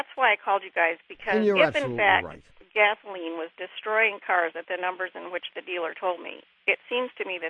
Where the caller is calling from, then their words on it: Eugene, Oregon, United States; I'm calling from Eugene, Oregon.